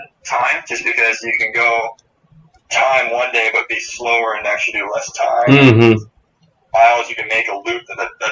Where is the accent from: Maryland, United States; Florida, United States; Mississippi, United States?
Florida, United States; I'm from Florida